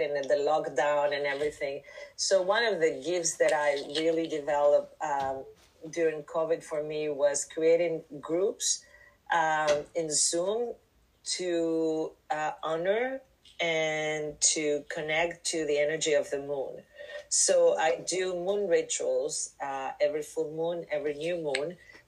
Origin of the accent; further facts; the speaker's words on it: Mexico; moved away as an adult; also born or lived in New York City; I'm from Mexico, and truly I started with plant medicine, with shamans in Mexico